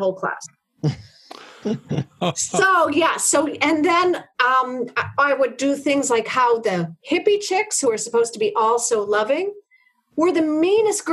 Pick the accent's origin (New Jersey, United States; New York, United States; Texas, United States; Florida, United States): New York, United States; New York City; I'm a small white woman, and I grew up in Harlem